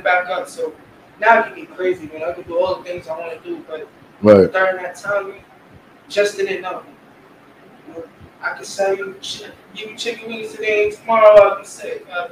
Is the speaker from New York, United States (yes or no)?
yes; Corona, New York, United States; I'm not from Raleigh. I'm the only kid in there from Corona